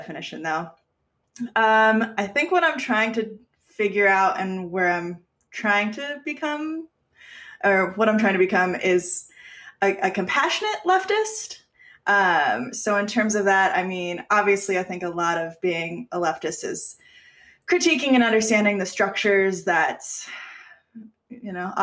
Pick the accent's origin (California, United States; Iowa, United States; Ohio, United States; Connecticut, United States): California, United States; Aliso Viejo; Southern Orange County, Aliso Viejo, which is where I grew up